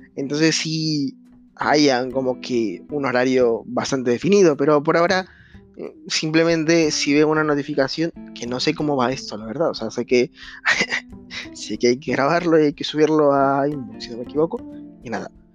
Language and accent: Spanish; Peru; now in Spain; actualmente me encuentro viviendo en España, pues hay como 6 horas de diferencia con mi país natal, que es Perú